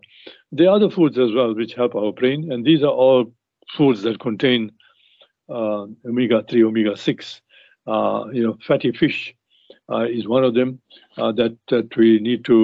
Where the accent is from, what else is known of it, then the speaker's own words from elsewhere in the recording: South Africa; we grew up in South Africa, playing cricket in South Africa